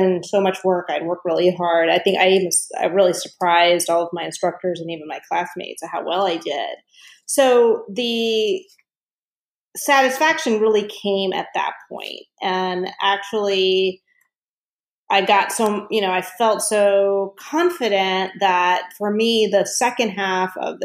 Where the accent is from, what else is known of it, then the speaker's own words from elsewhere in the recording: Southern Virginia, United States; I grew up in Southern Virginia where I was actually the only Indian in my high school